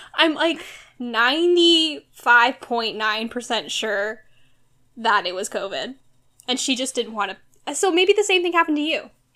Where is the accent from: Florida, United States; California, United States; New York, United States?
California, United States; Orange County; now in Los Angeles, United States; grew up in Orange County my whole life